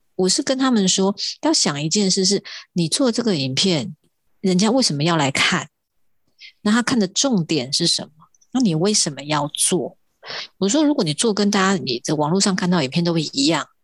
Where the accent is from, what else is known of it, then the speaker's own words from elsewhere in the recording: Taiwan; accent: Hailu Hakka; first language Hakka; Chinese is a second language; 跟我讲的是一样的腔调